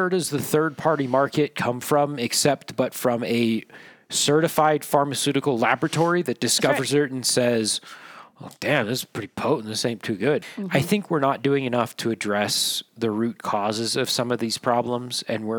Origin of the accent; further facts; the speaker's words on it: northern Nevada, United States; As a northerner